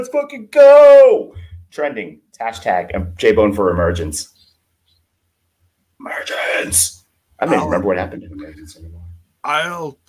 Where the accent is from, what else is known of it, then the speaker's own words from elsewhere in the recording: Texas, United States; I grew up in the Texas territory, right?